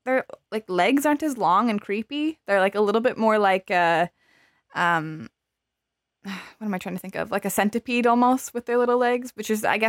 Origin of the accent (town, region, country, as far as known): Arizona, United States; born or raised there